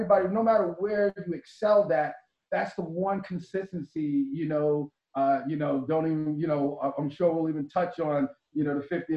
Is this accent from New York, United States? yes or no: yes; Wyandanch, New York, United States; growing up, in Wyandanch, Schnorf, Babylon